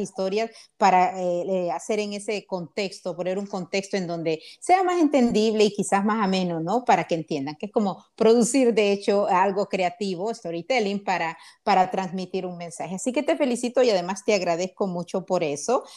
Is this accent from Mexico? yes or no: no; Honduras; moved away as an adult; now in United States; soy de Honduras